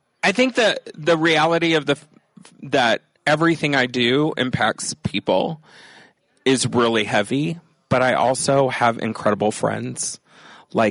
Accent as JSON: {"language": "English", "region": "Texas", "country": "United States", "tie": "born or raised there", "also_born_or_lived": "Los Angeles / Chicago", "moved": "yes", "lives_now": "Wisconsin, United States", "said": "Originally, I grew up in Texas."}